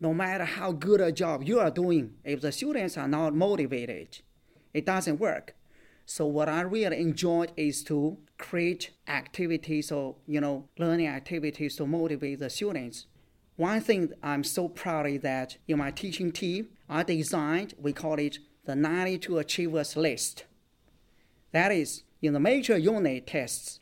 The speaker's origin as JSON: {"language": "English", "region": "countryside of Shaanxi province", "country": "China", "tie": "born or raised there", "second_language": "English", "moved": "as an adult", "said": "my hometown is in the countryside, and then Xi'an is a big city"}